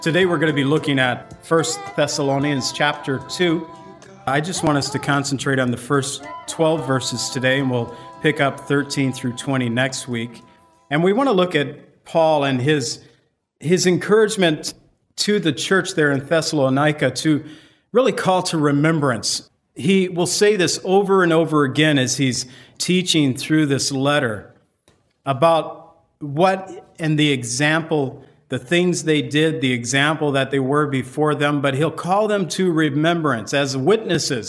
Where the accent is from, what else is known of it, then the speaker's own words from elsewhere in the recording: United States; I'm from America